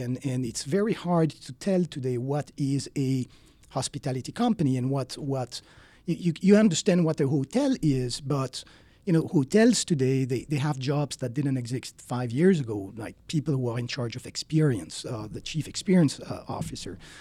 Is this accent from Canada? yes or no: no; Switzerland; moved away as an adult; now in United States; I'm originally from Switzerland